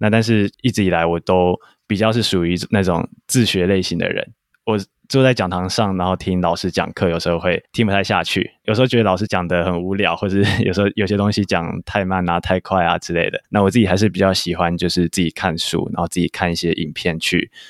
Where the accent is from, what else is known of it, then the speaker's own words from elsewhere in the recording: Tainan, Taiwan; 我是台南人，然后以前是台南一中毕业的学生。